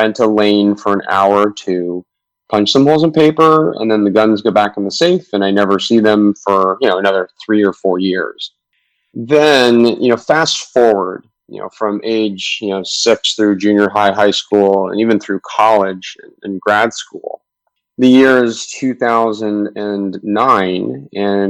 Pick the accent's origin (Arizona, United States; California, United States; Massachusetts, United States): California, United States; Southern; I grew up in Southern California